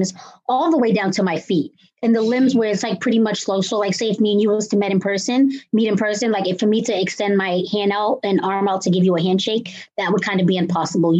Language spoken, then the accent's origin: English; Cambridge, Massachusetts, United States; I'm from Cambridge, Massachusetts